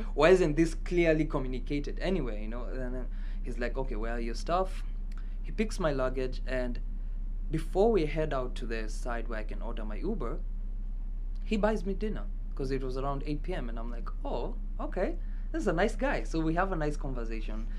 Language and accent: English; Kenya; moved away; i'm kenyan